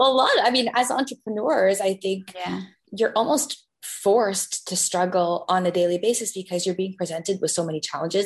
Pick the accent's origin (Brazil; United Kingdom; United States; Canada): Canada; a Canadian, like a teenage singer back in the day